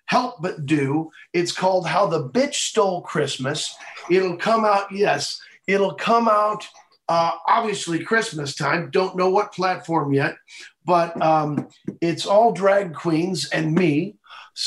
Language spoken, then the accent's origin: English; Missouri, United States; I'm from Missouri, we eat steak.